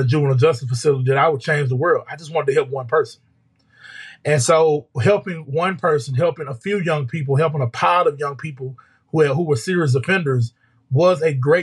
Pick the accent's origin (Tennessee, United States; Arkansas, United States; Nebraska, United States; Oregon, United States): Arkansas, United States; my hometown